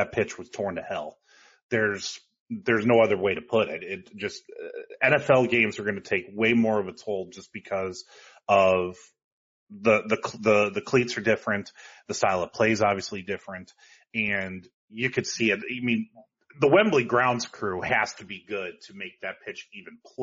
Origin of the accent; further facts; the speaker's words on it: Columbus, Ohio, United States; I'm from Columbus, Ohio